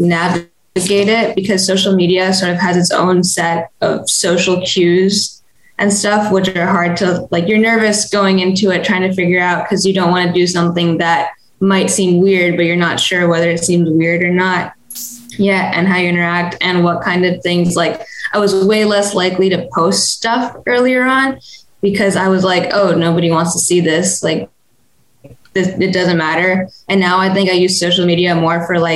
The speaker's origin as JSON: {"language": "English", "town": "Annapolis", "region": "Maryland", "country": "United States", "said": "I'm from Annapolis, Maryland, and I'm 18"}